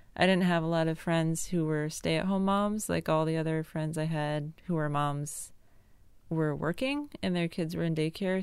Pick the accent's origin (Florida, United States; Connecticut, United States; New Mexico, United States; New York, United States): Connecticut, United States; also born or lived in Arlington; now in North Carolina, United States; I grew up in Connecticut, a very rural town with cows and cornfields